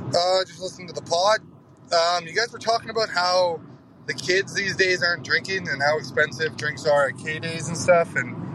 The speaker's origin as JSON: {"language": "English", "town": "Calgary", "region": "Alberta", "country": "Canada", "said": "I'm not from Edmonton, I'm from Calgary."}